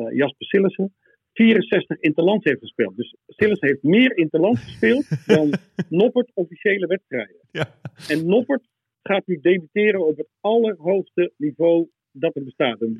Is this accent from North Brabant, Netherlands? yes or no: no; Joure, Friesland, Netherlands; ik kom uit hetzelfde dorp als Andries.